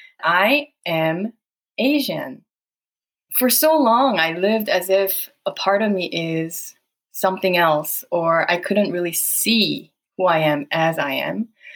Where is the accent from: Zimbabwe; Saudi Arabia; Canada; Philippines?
Saudi Arabia; I have felt like an alien most of my life. As you can imagine, growing up in Saudi and then bam, you are out in the world, you are an alien.